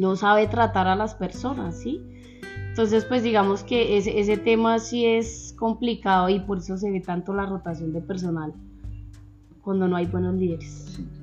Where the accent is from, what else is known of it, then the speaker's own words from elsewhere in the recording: Zipaquirá, Cundinamarca, Colombia; yo nací acá en Zipaquirá, toda la vida he vivido acá en Zipaquirá.